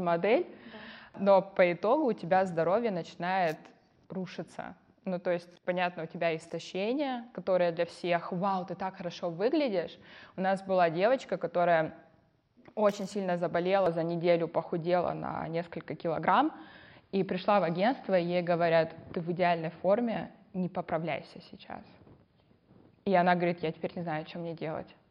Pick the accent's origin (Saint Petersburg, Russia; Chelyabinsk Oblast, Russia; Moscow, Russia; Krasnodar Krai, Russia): Krasnodar Krai, Russia; Yelizavetinskaya; Я родилась в Краснодаре, выросла в станице Елизаветинской с бабушкой